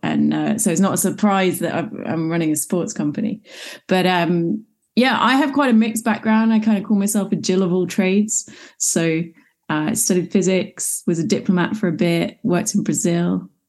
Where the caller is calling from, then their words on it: London, United Kingdom; So as you can probably tell from the accent, I am overseas. I'm in London in the United Kingdom.